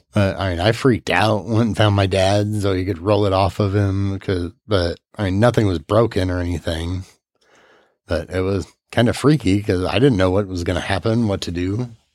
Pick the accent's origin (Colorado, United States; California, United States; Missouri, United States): Missouri, United States; Gerald; also born or lived in Peoria, Illinois / St. Louis, Missouri / Salem, Missouri; we moved to this little town called Gerald, Missouri